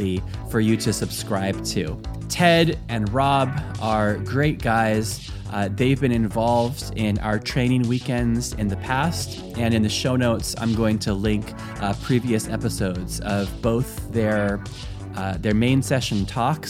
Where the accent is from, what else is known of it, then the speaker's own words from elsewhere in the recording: Fallbrook, California, United States; moved away as an adult; also born or lived in Germany; now in Cork, Ireland; I was born and raised in Fallbrook, which is actually, I was thinking, kind of halfway between Temecula and Vista